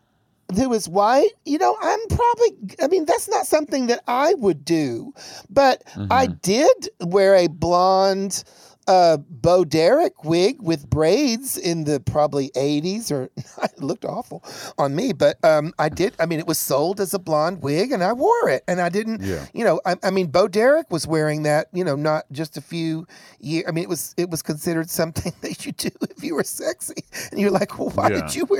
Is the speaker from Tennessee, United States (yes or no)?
yes; Chattanooga, Tennessee, United States; Growing up in Chattanooga, Tennessee